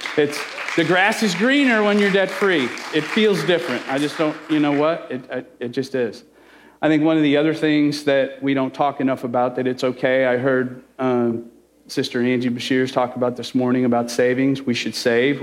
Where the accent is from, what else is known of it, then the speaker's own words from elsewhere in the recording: Chicago, Illinois, United States; I'm Italian, I'm from Chicago